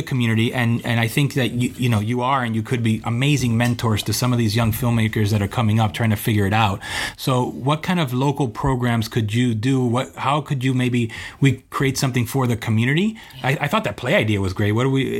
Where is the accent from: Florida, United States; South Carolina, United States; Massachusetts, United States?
Florida, United States; Hialeah; they're in Hialeah, my hometown.